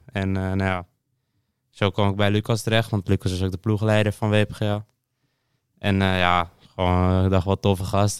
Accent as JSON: {"language": "Dutch", "town": "Alkmaar", "region": "North Holland", "country": "Netherlands", "said": "Ik kom uit Alkmaar en ik ben 16"}